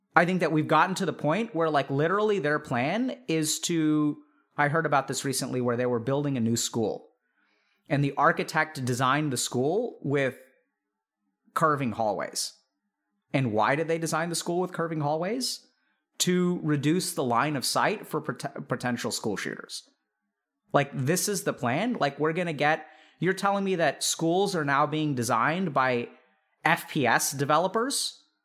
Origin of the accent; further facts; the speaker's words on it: Texas, United States; growing up in Texas